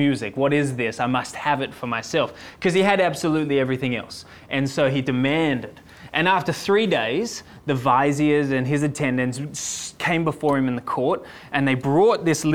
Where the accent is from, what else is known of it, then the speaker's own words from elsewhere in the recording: Sydney, New South Wales, Australia; I'm from Sydney.